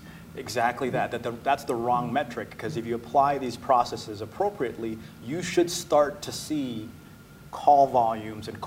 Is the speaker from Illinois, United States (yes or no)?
no; Oregon, United States; I grew up in Oregon